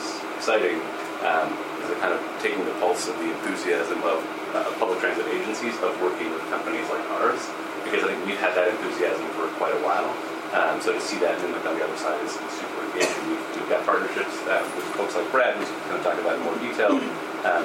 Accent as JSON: {"language": "English", "country": "Canada", "tie": "born or raised there", "moved": "yes", "lives_now": "United States", "said": "I grew up in Canada."}